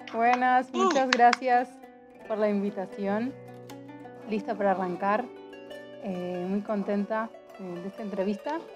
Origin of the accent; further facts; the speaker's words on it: Argentina; moved away as an adult; also born or lived in Mexico; soy de Argentina, tengo 30 años, vivo viajando, enamorada de México hace 3 años